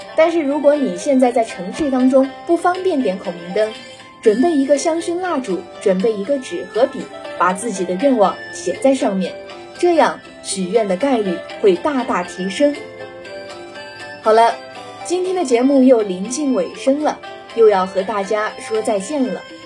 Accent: China; 但对于我们中国人来说，满月的能量才是最强的

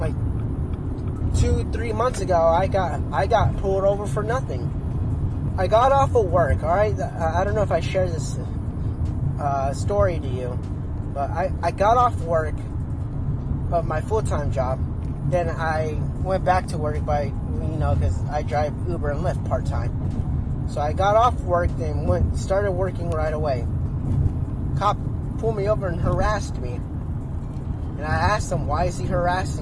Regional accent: Arizona, United States; I'm from Arizona

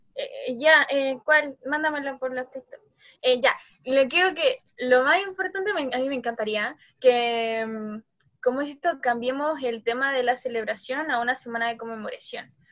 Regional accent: Chile

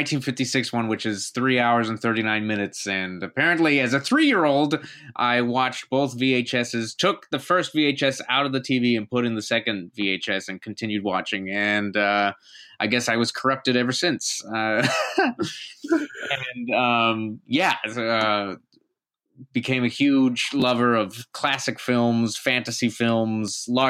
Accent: deep south Texas, United States; also born or lived in New York; I'm originally from deep south Texas. Basically, I'm 15 minutes from Mexico.

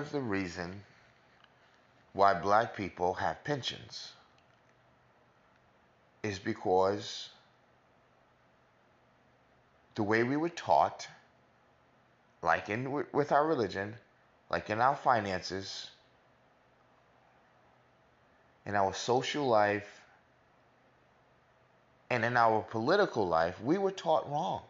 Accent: New York, United States; I'm from America, New York particularly

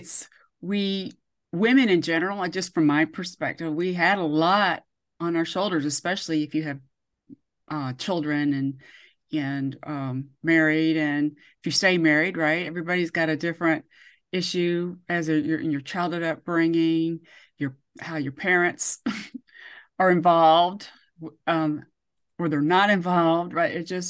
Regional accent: Georgia, United States; I was raised in Georgia, even though I'm a military brat.

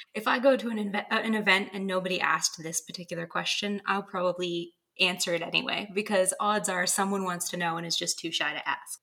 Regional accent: Bangor, Maine, United States; my hometown bookstore in Bangor, Maine

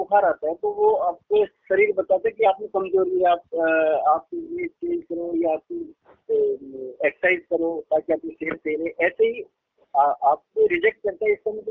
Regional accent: Bagar, Rajasthan, India; also born or lived in Gujarat; Rajasthan M आई right बगड़ एक कस्बा है शेखावत क्षेत्र में

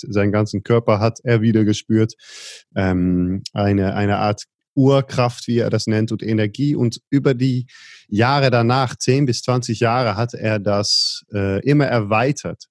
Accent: Netherlands; Ich bin geboren in Holland

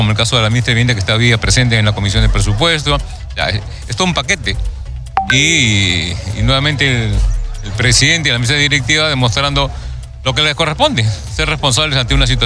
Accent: Peru; una responsabilidad que nos atañe incluso como peruanos

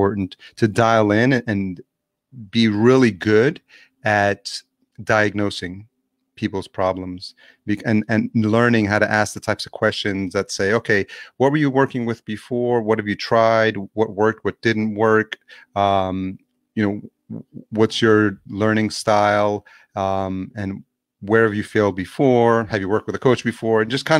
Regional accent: New York City, New York, United States; I grew up in New York City

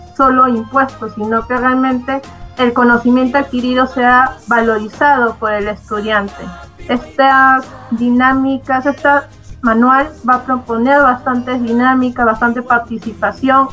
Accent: Lima, Peru; Yo soy de Lima

